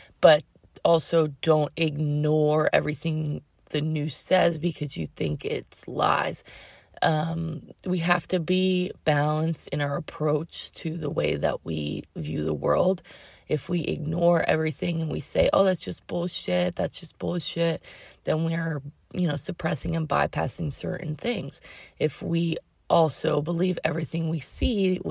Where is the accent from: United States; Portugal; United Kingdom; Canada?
United States; Massachusetts; now in Sebastopol, United States; I grew up in Massachusetts